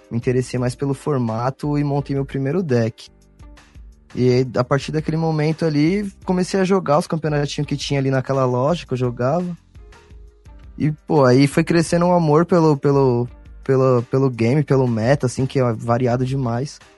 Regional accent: São Paulo, Brazil; sou aqui do, do, de São Paulo, sou do, do Ipiranga.

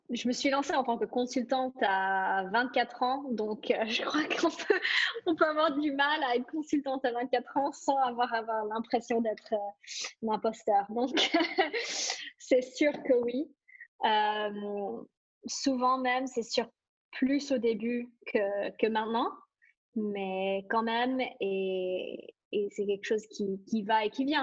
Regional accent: Singapore; now in Switzerland; Euh, j'ai grandi à Singapour, euh, j'ai toujours grandi dans des grandes villes où ça bouge énormément.

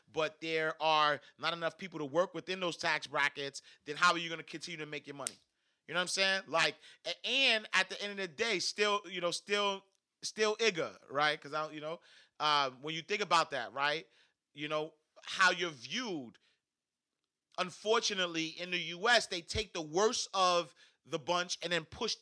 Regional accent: New York City, New York, United States; I'm from Harlem, New York

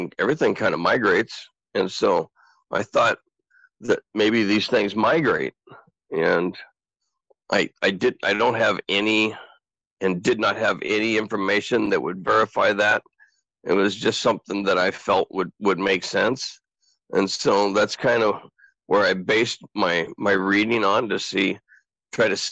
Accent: Southern Oregon, United States; also born or lived in Portland, Oregon; I was born in Portland, Oregon, and raised in Southern Oregon

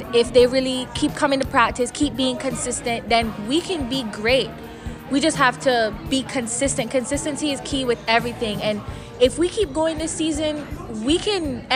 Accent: Cayman Islands; I'm from the Cayman Islands

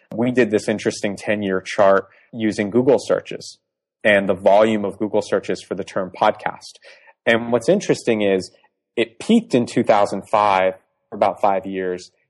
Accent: Boston, Massachusetts, United States; accent: American; also born or lived in Iran; I grew up mostly in the Northeast in suburban Boston most of my life.

